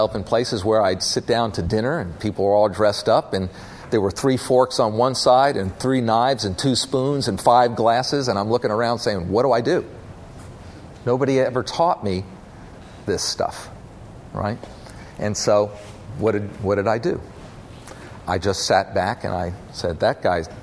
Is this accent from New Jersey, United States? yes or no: no; North Carolina, United States; We're originally from North Carolina, my family